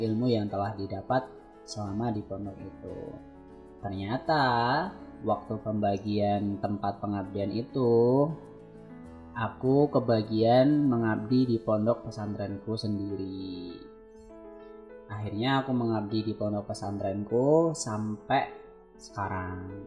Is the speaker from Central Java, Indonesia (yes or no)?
yes; Boyolali, Central Java, Indonesia; also born or lived in Klaten; aku tuh aslinya orang Boyolali